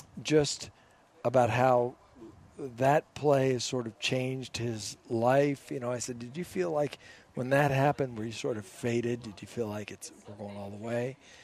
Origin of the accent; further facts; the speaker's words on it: Boulder, Colorado, United States; About growing up in Boulder.